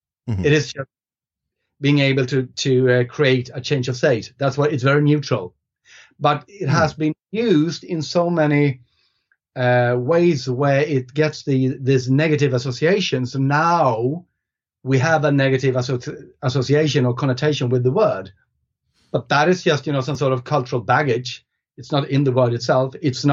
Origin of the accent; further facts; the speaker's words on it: Sweden; first language Swedish; English is a second language; So the thing is, in Swedish, which is my first language, we only have one word for it.